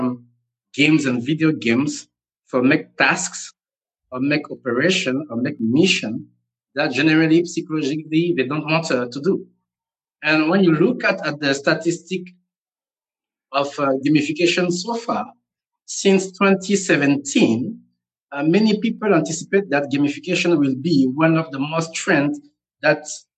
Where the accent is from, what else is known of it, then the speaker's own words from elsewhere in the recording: Gabon; also born or lived in Togo; now in Senegal; I'm based in Senegal, West Africa, but I was born in Gabon, Central Africa. And I have a Togolese nationality.